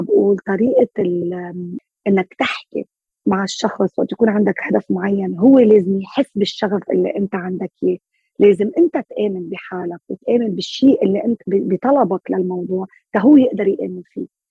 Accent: Lebanon; كلنا كلبنانية

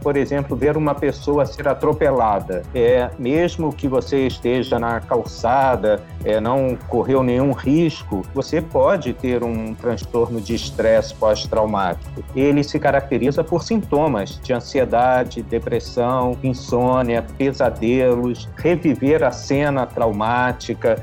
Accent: Rio de Janeiro, Brazil; como carioca

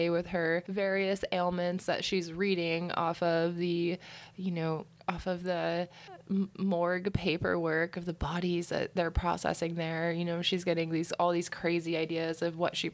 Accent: Florida, United States; I grew up in Florida.

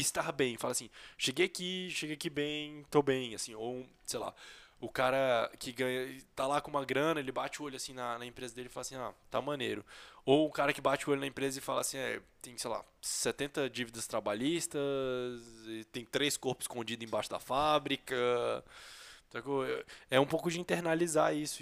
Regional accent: Brazil; A gente é brasileiro, convive com brasileiros

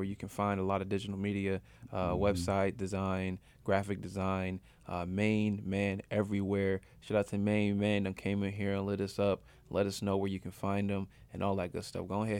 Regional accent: Michigan, United States; moved away; I'm originally from Michigan.

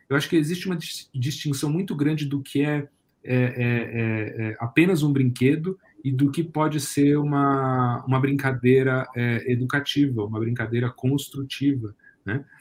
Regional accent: Brazil

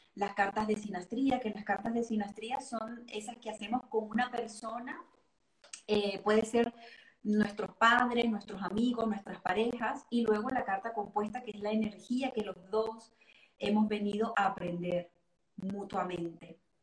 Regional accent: Venezuela; moved away as an adult; now in Geneva, Switzerland; nací y crecí en Venezuela y me vine en el 2016 acá a, Ginebra, Suiza

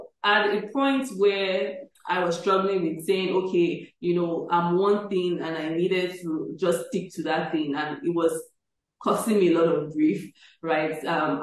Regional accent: Nigeria; I'm still a Nigerian to my bone

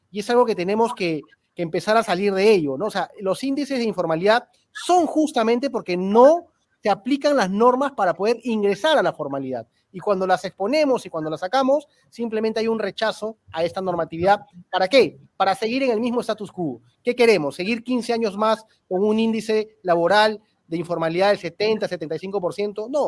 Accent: Peru; pero lo que tenemos que hacer ahorita, como peruanos, es tratar de encontrar los puntos en común para poder salvar esta situación de crisis

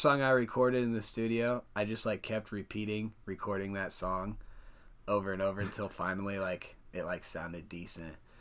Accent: Perry, Iowa, United States; also born or lived in Des Moines, Iowa; raised in Perry, Iowa. That's where I went to high school

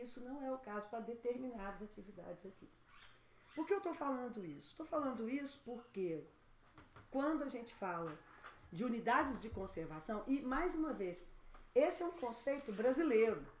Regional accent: Brazil; a gente, como brasileiro, a gente tem um desvio de pensar que a Amazônia para na fronteira do Brasil

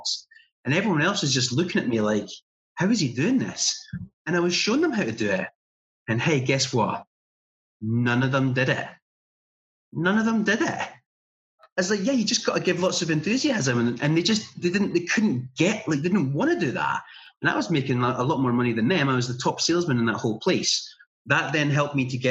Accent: little town in Scotland, United Kingdom; There was some telesales jobs going on in our town that I could apply for

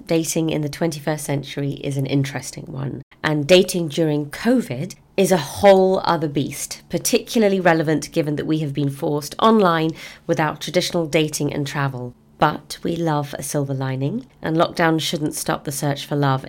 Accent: London, United Kingdom; I'm from London

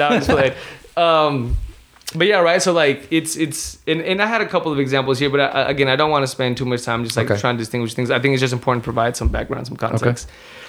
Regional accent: United States; I was born in the United States. That's my citizenship. I don't have dual citizenship in Mexico. So I can't say that I'm Mexican American or American Mexican

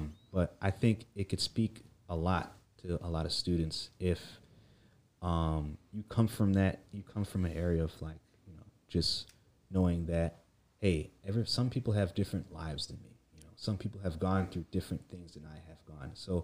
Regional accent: Detroit, Michigan, United States; also born or lived in Grosse Pointe, Michigan; So I was born in Detroit, and I lived in Detroit since I was born, till middle school

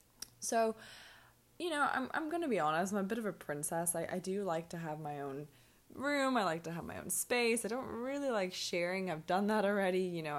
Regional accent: Hong Kong; also born or lived in London / Edinburgh; now in Mexico; I'm from Hong Kong. I'm half Irish, I'm half Hong Kong Chinese. I've lived in London and Edinburgh, Hong Kong obviously, and now I'm hanging around in Mexico.

